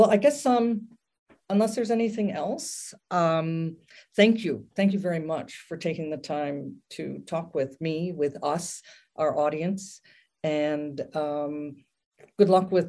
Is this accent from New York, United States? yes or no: yes; upstate New York, United States; moved away; I'm planning to retire in my hometown, rural upstate New York.